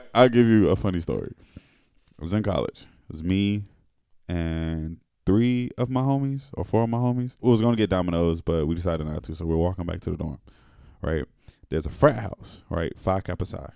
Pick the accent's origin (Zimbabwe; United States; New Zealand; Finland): United States; Alabama; I'm from Alabama